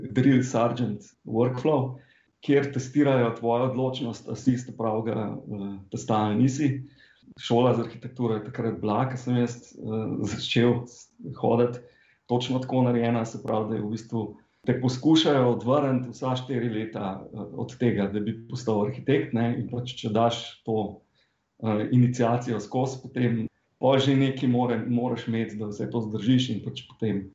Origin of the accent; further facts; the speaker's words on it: Slovenia